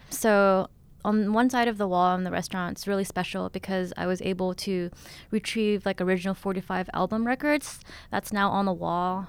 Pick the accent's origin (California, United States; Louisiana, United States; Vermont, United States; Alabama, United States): California, United States; Stockton; also born or lived in Thailand / Texas / Oakland, California; growing up in Stockton, um, I didn't really have anywhere to hang out besides the kitchen with my mom